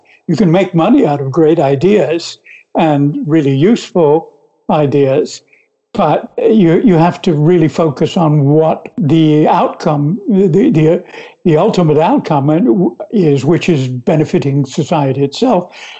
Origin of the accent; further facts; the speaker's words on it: United States; accent: American; now in France; for me to come back to whatever original American accent I ever had. I can sound very British when I'm with British people.